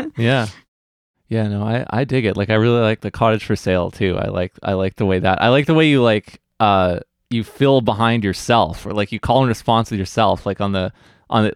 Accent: New Westminster, British Columbia, Canada; beautiful New Westminster, my hometown

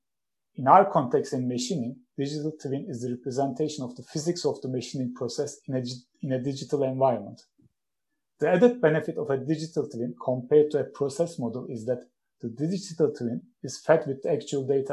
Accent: Istanbul, Turkey; moved away as an adult; now in Sheffield, United Kingdom; I'm originally from Istanbul, Turkey

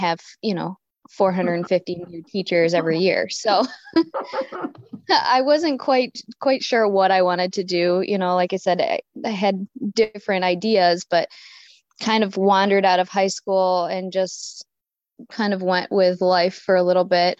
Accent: Hamburg, New York, United States; growing up in Hamburg

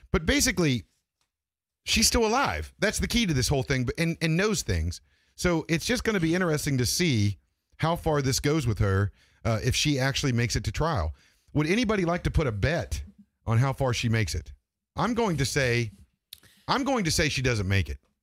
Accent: Grafton, West Virginia, United States; I'm from Grafton, West Virginia, and there weren't, there was only two black, uh, kids that went to school

